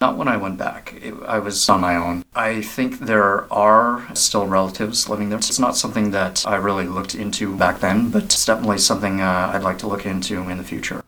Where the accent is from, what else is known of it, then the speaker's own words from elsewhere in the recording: Vancouver, British Columbia, Canada; I am Vietnamese Canadian. I was born in Vancouver